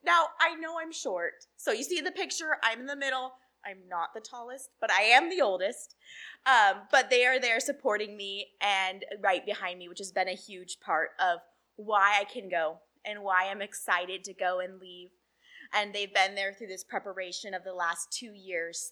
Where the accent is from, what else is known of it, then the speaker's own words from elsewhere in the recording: Salem, Oregon, United States; I grew up in Salem, Oregon